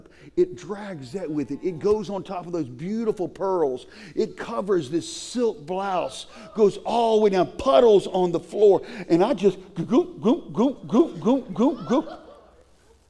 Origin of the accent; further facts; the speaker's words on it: Cajun, Louisiana, United States; I'm Cajun.